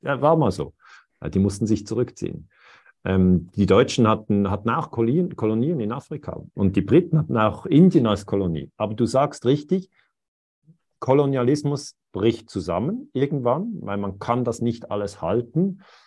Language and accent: German; Switzerland; ich bin Schweizer